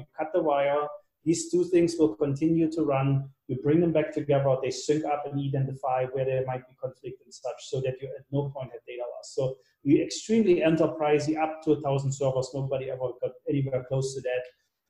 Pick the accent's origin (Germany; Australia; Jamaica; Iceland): Germany; English is a second language; moved away as an adult; now in United States; So that was kind of my first job when I came to California from Germany.